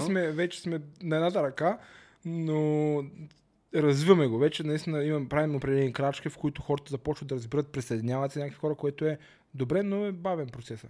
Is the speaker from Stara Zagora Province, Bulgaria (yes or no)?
no; Varna, Varna Province, Bulgaria; аз съм си от Варна